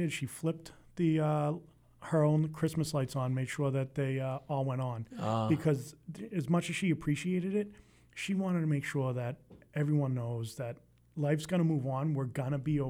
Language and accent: English; Stoneham, Massachusetts, United States; I grew up in Stoneham.